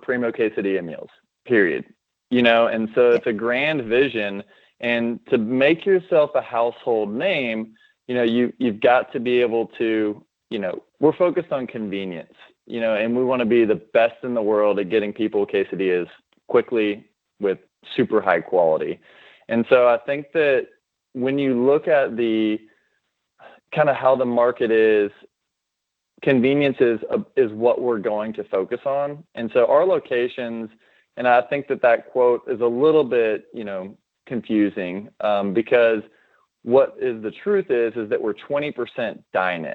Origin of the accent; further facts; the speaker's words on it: Austin, Texas, United States; now in Dallas, United States; I was born and raised in Austin, Texas